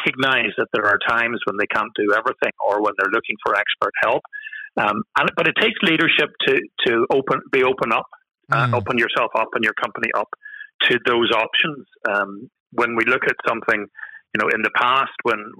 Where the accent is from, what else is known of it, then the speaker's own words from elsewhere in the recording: Northern Ireland, United Kingdom; accent: Northern Irish; I'm based, as you can possibly tell from my accent, I'm in Northern Ireland